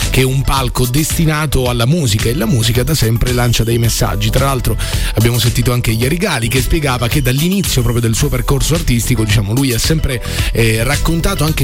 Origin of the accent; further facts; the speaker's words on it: Rome, Lazio, Italy; qui dietro, sono di Roma